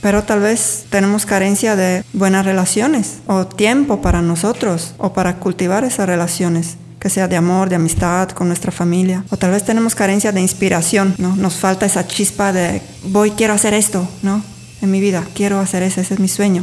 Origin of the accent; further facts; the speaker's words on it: Sardinia, Italy; moved away as an adult; also born or lived in England / Mexico; llegando de mi tierra original, originaria, se dice. Sí, yo soy de Sardeña